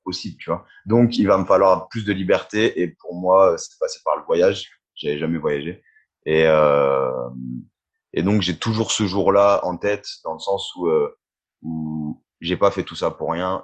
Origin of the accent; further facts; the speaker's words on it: Reims, Grand Est, France; moved away as an adult; j'ai laissé un peu ma ville d'origine, je suis de Reims